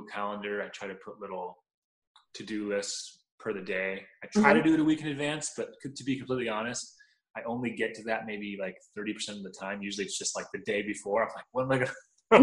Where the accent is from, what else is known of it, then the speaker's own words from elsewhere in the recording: Southern California, United States; growing up in Southern California, you can't not be, because we have amazing Mexican food out here